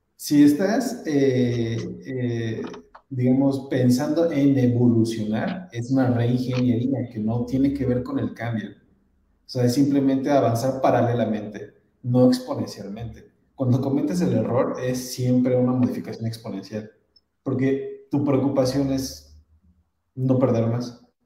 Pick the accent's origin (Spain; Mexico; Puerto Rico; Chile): Mexico; Mexico City; yo que soy de la Ciudad de México